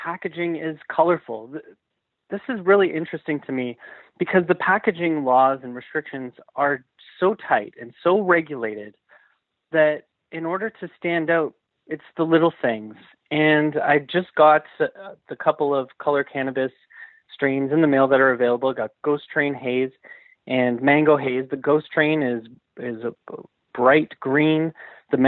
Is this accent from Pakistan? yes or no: no; Canada; I'm Canadian at heart